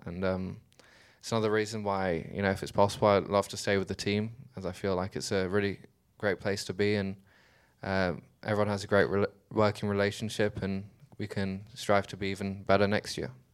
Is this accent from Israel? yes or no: no; Dubai, United Arab Emirates; I was born in Dubai, I grew up there